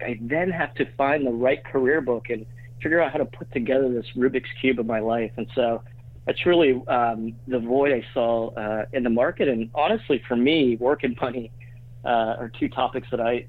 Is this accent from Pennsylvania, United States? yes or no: yes; Pittsburgh, Pennsylvania, United States; now in New York, United States; I grew up in Pittsburgh, but been in New York for almost 14 years, and still here